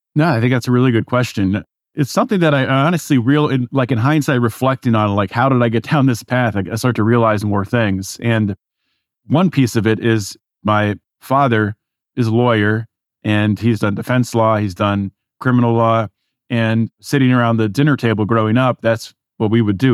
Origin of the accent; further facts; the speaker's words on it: Pittsburgh, Pennsylvania, United States; moved away as an adult; also born or lived in California; I was raised in Pittsburgh, as we were talking pre-show. raised in suburbia